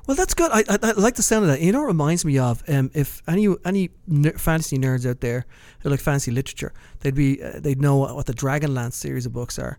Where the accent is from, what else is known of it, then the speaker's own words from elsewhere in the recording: Dublin, Leinster, Ireland; moved away; close to where I grew up in Kilbarrack